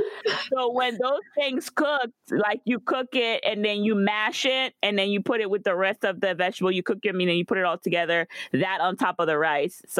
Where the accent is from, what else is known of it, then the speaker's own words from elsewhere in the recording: Guadeloupe; moved away; growing up in Guadeloupe